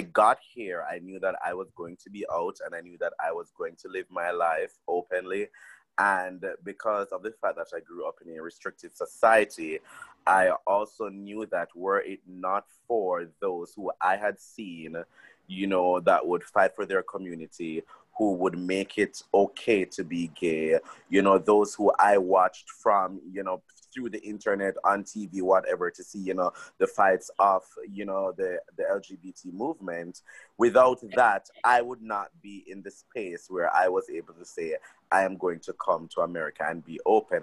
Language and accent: English; Jamaica; moved away as an adult; now in Washington, D.C., United States; growing up in Jamaica